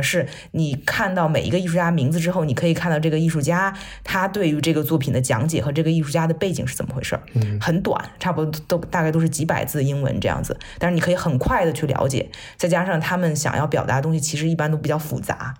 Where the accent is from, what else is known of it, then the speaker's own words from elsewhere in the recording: China; 作为一个中国人